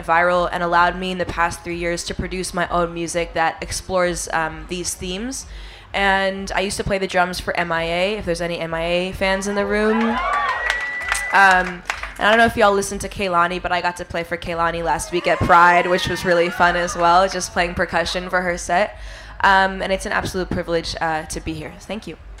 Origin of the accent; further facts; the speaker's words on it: New York City, New York, United States; I grew up in New York City playing the drums